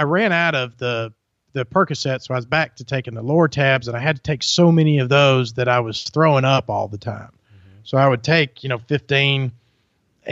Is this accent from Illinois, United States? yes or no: no; Germantown, Tennessee, United States; also born or lived in Byhalia, Mississippi; I'm from Germantown, Tennessee, is where I grew up.